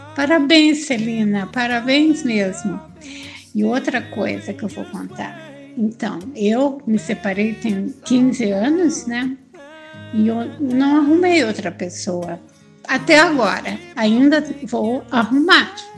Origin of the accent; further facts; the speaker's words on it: Curitiba, Paraná, Brazil; moved away as an adult; also born or lived in Bahia / Minas Gerais; now in São Paulo, Brazil; Eu sou de Curitiba, mas moro aqui em São Paulo, né? Eu saí de Curitiba já há bastante tempo, logo que eu casei